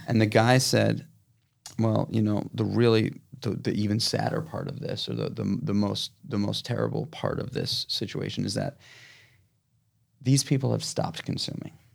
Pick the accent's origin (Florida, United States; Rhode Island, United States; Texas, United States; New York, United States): New York, United States; New York City; I, I am born and raised in New York City. I'm yeah. from this town